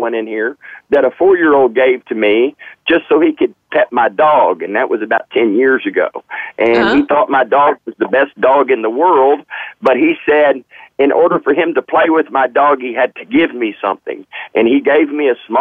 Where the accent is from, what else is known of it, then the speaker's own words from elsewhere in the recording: the South, United States; I am from the South